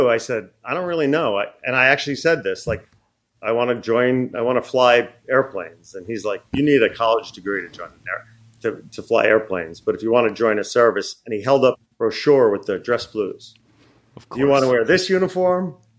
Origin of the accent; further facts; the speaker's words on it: Long Island, New York, United States; I grew up on Long Island outside Republic Airport and Zons Airport.